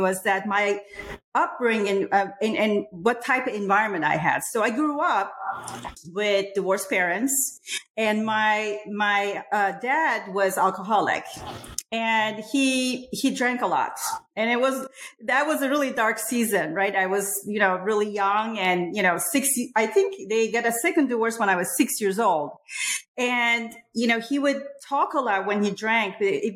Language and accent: English; Istanbul, Turkey; now in United States; I grew up in Istanbul, Republic of Turkey